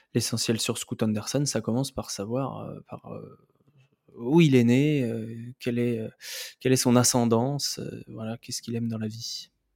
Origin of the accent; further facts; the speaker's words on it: France; on est des Français